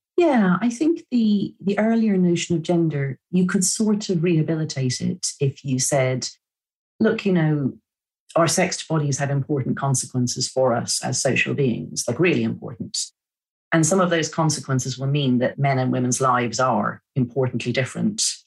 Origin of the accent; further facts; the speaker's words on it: Ireland; moved away; also born or lived in São Paulo, Brazil; I'm Irish.